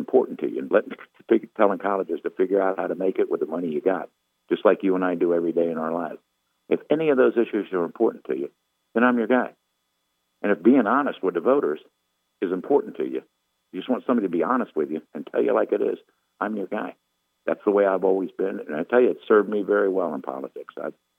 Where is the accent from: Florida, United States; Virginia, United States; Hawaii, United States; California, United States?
Virginia, United States; Arlington County; moved away; I grew up in Arlington County. I'm a graduate of Washington High School. It's not like I don't know my way around Northern Virginia. That's where I grew up. My brother still lives there. I still have family, both in Prince William and Fairfax County.